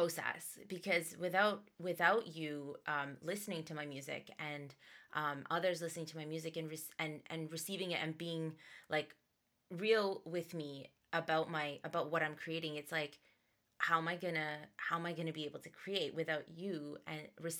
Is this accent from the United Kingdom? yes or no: no; Dubai, United Arab Emirates; Cause back when I was born in Dubai, and so back then there were, where I lived, there was a lot of Bollywood influence in Dubai. So I was growing up with Bollywood songs and English songs and everything.